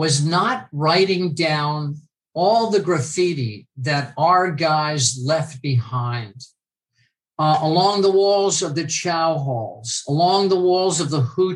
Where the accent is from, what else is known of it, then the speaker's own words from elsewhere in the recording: United States; As an American